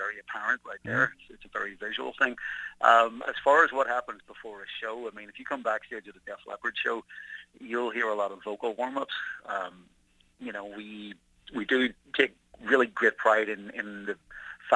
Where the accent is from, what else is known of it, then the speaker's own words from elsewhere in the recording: Belfast, Northern Ireland, United Kingdom; I grew up in Belfast in the 1970s